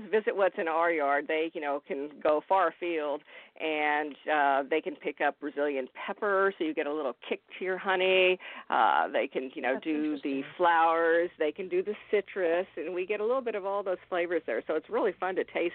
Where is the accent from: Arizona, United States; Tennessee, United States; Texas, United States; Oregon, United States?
Texas, United States; moved away as an adult; now in South Florida, United States; I will always be a native Texan